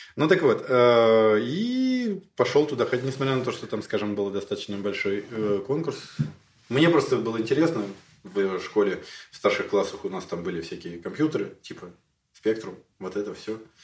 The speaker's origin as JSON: {"language": "Russian", "region": "Moscow", "country": "Russia", "tie": "born or raised there", "moved": "as an adult", "lives_now": "Kyiv, Ukraine", "said": "я коренной москвич, и в Киеве живу, правда, уже больше 15 лет, но я коренной москвич"}